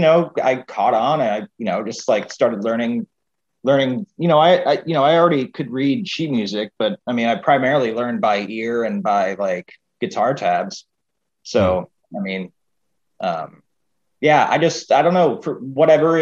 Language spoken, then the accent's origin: English; Maryland, United States; moved away; I'm from Maryland originally